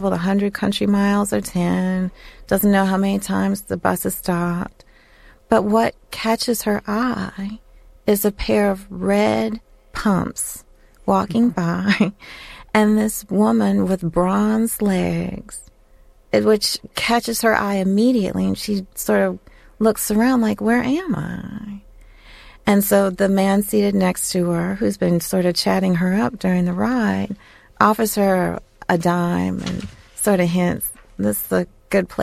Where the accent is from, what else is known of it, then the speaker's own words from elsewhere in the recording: outside Chicago, Illinois, United States; I grew up outside Chicago